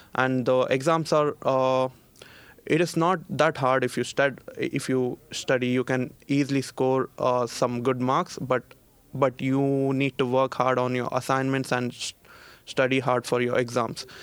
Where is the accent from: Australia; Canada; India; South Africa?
India; Bangalore, Karnataka; moved away as an adult; now in Linköping, Sweden; I'm from India. Well, uh, to be frank, I'm from, uh, city Bangalore